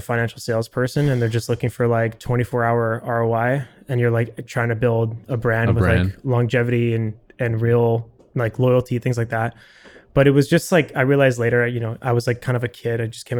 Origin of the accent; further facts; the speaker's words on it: Vancouver, British Columbia, Canada; I'm from Vancouver and wanted to do a master's and just upgrade my education. And I had a French passport